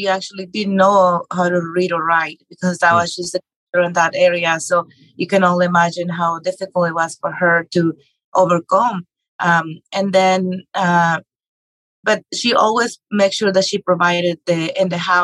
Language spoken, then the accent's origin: English; Mexico; English is a second language; moved away as an adult; now in United States; I grew up in Mexico. I was born and raised there.